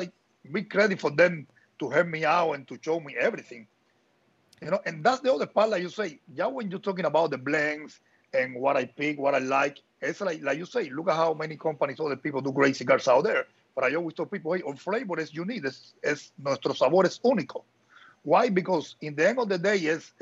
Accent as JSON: {"language": "English", "region": "Havana", "country": "Cuba", "also_born_or_lived": "Nicaragua", "moved": "as an adult", "said": "I'm from Havana"}